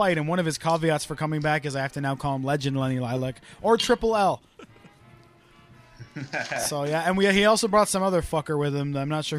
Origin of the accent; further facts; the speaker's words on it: United Kingdom; now in Canada; I'm not Canadian. I'm British